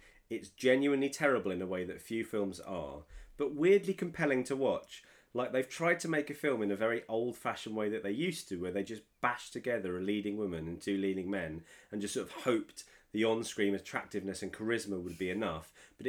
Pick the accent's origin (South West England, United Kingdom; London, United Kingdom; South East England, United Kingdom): London, United Kingdom; Orpington; accent: Orpington twang; I can't lose this Orpington twang.